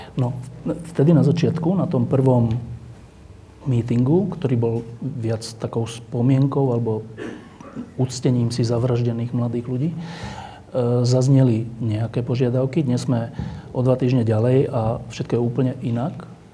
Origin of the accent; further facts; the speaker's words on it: Slovakia; my tu na Slovensku